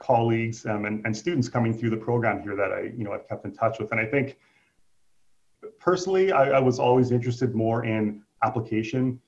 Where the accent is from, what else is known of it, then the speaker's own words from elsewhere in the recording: Saskatoon, Saskatchewan, Canada; So I'm from Saskatoon locally. I've lived here all my life.